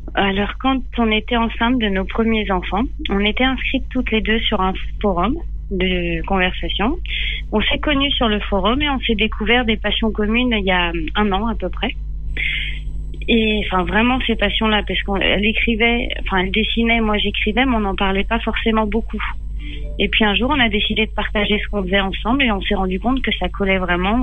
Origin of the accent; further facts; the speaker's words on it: Les Mureaux, Île-de-France, France; moved away as an adult; j'ai grandi en Ile-de-France